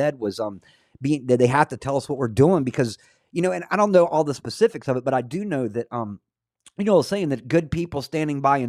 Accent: North Florida, United States; When I was a kid, I grew up in North Florida

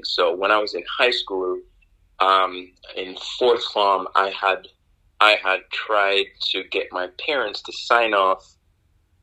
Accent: Kingston, Jamaica; moved away as an adult; I'm not from the States. I was born in Kingston, Jamaica, raised in Jamaica

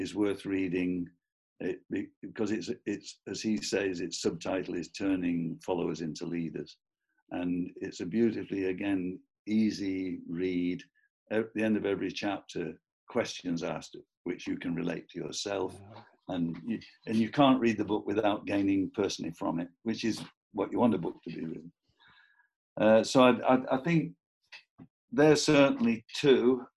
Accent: Preston, North West England, United Kingdom; I'm from Preston

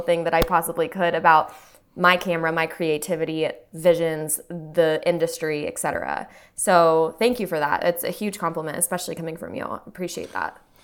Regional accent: Texas, United States; now in Austin, United States; I grew up here for twenty years before I went off to school, you know, and I didn't wanna come back to my hometown.

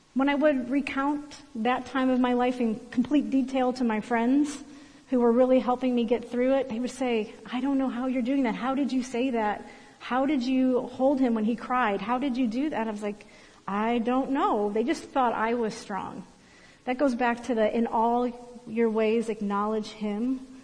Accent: Berea, Ohio, United States; moved away as an adult; also born or lived in Lorain County, Ohio; now in Columbus, United States; I grew up in Berea, Ohio, uh, in a middle class neighborhood.

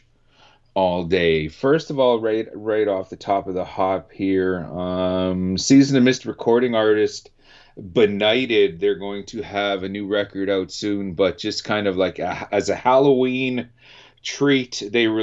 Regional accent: Canada

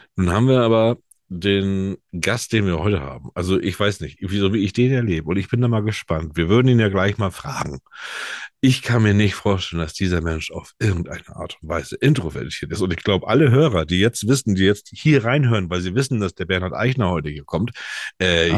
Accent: Germany; bei uns in Deutschland

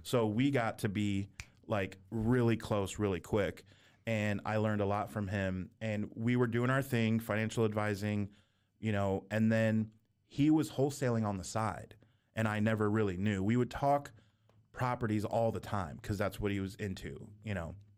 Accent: near San Francisco, California, United States; we're from California. I was born near San Francisco.

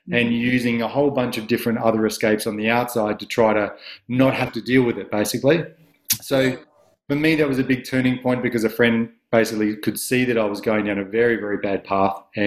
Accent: Adelaide, South Australia, Australia; I was from Adelaide. I had, you know, beautiful parents, and I went to nice schools, and I was very privileged, and I was very lucky to have that upbringing

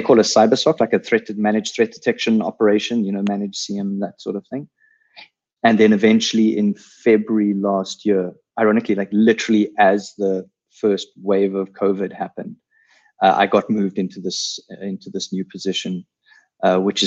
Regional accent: South Africa; accent: South African; all with South African accents. We spoke Afrikaans, all of us.

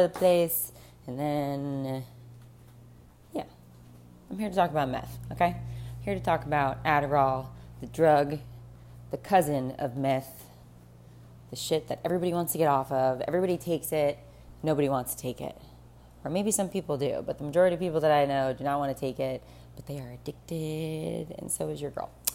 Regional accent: South Florida, United States; I grew up in South Florida

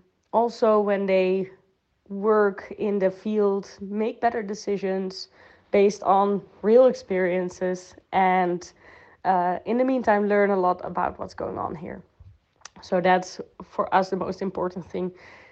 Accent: Netherlands; English is a second language; moved away as an adult; now in Spain; So telling you about my background. I am from the Netherlands and I studied their sustainable development, after which I worked with Common Land to research and to check what are the common agricultural policies in the south of Spain

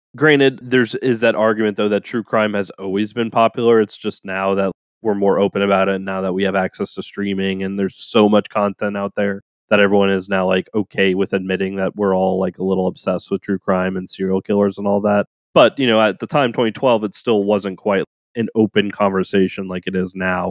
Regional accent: New Orleans, Louisiana, United States; growing up in the South, especially in New Orleans, we had a swarmer season during the summers

